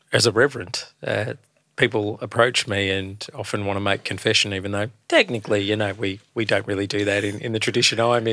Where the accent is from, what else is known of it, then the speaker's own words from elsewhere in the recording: Australia; being a, a man of colour, growing up in Australia through the late seventies, early eighties